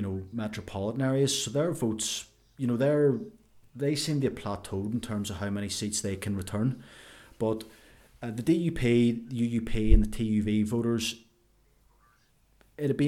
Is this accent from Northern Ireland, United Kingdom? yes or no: yes; Ulster, Northern Ireland, United Kingdom; I am from Ulster.